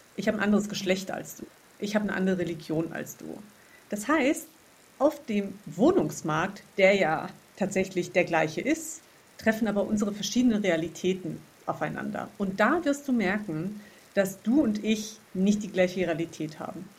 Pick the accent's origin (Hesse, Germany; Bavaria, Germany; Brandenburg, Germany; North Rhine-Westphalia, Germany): Hesse, Germany; wo ich herkomme, also eben aus Hessen